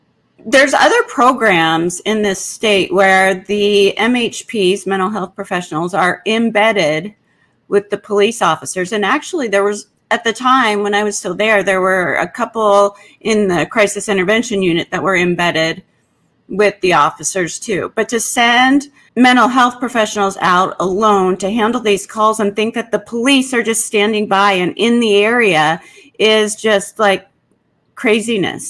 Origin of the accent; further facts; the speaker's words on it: Seattle, Washington, United States; I'm from Seattle and Seattle's all I know